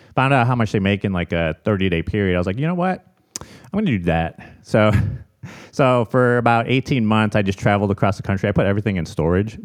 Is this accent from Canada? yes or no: no; Chicago, Illinois, United States; moved away as an adult; also born or lived in Arizona; now in San Diego, United States; I'm born and raised in Chicago